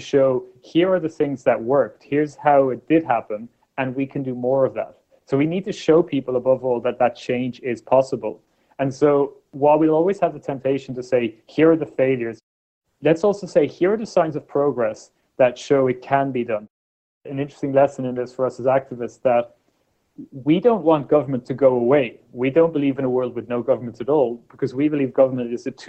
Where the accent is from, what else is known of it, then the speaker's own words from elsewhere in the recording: Ireland; I was born in Ireland in the 1980s